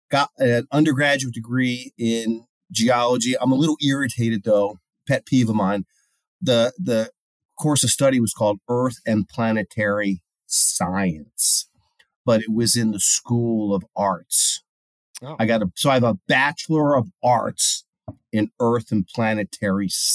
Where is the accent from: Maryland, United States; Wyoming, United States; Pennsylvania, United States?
Maryland, United States; Baltimore; I'm from Baltimore